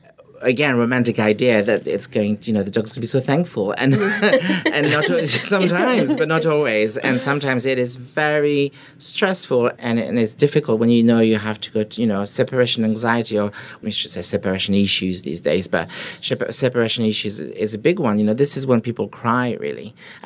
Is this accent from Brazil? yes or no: no; France; accent: French; English is a second language; moved away as an adult; now in London, United Kingdom; I moved to London when I was 20, so a couple of years ago. 22 years ago. I moved here to learn English. I didn't speak English.